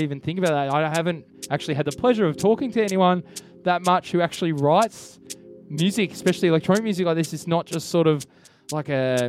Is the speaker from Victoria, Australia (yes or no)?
yes; Melbourne, Victoria, Australia; now in Sydney, Australia; I'm from Melbourne